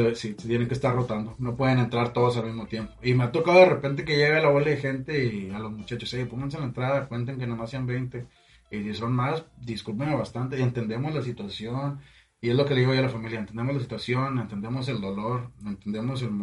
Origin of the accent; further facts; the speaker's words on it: Matamoros, Tamaulipas, Mexico; yo soy de aquí de Matamoros y estuve gran parte de, mi vida, yo creo que fue como a los 22 que me fui la primera vez